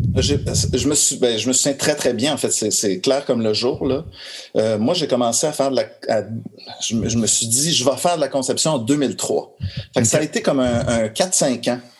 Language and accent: French; Montreal, Quebec, Canada; je suis né à Montréal. je euh, suis un pur Montréalais